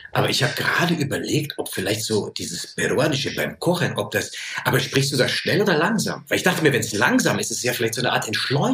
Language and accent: German; Munich, Bavaria, Germany; ich als Kind ja, bei uns wurden ja so viele Sprachen gesprochen und Armenisch gesprochen, Rumänisch gesprochen, Französisch, Englisch, Deutsch und dann heute halt, äh, das, was man bei uns in München so hört